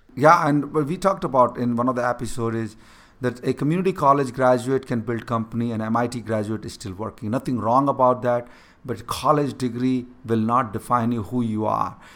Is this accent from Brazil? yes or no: no; India; first language Hindi; English is a second language; moved away; growing up in a small village, not having a proper education, I could not even able to speak in English